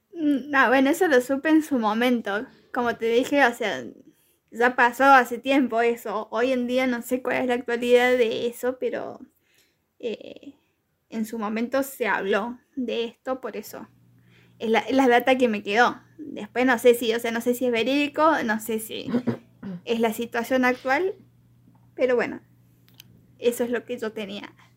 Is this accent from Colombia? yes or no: no; Argentina; yo siendo argentina